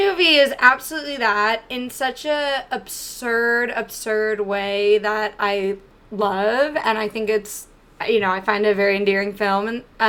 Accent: Charlotte, North Carolina, United States; I grew up in Charlotte.

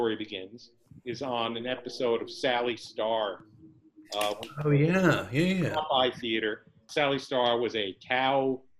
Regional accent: New York, United States; born there; I was born in New York. We had a whole different world of the tasty cakes.

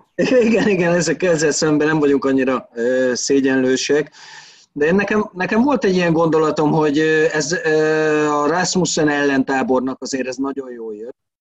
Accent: Veszprém, Veszprém County, Hungary; én ott nőttem fel a városba

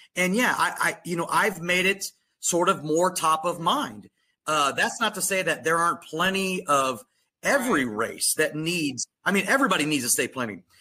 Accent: Little Rock, Arkansas, United States; growing up in Little Rock, Arkansas

